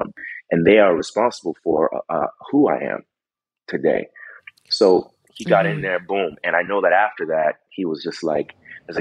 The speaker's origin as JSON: {"language": "English", "town": "Vancouver", "region": "British Columbia", "country": "Canada", "tie": "born or raised there", "said": "I grew up in Vancouver, British Columbia, and most of my work has been done there."}